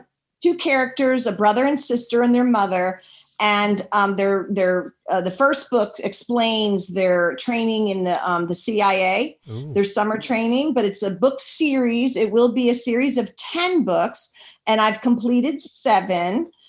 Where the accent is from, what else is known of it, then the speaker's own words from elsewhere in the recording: Washington, District of Columbia, United States; I was born and raised in Washington, D.C.